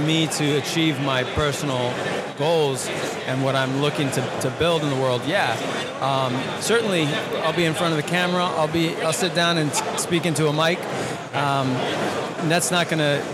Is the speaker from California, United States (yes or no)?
no; New York, United States; moved away as an adult; I grew up in New York, 40 years in the city, in the concrete jungle. I never thought I'd leave